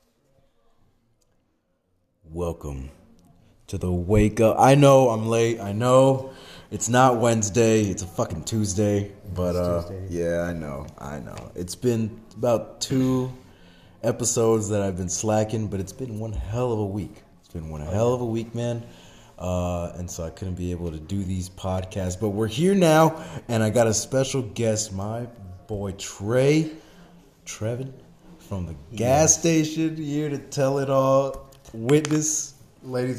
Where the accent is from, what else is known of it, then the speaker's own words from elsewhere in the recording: Mexico; as a Mexican